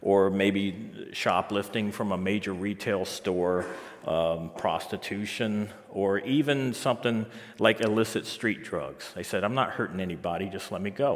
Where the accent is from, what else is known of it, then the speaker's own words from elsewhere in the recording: Biloxi, Mississippi, United States; moved away as an adult; now in St. John's, Canada; I'm originally from Biloxi, Mississippi